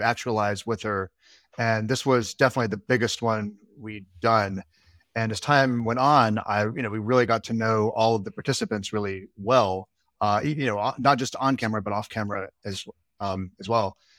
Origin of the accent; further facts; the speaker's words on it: Alabama, United States; now in Brooklyn, United States; I'm from Alabama. I grew up in Alabama.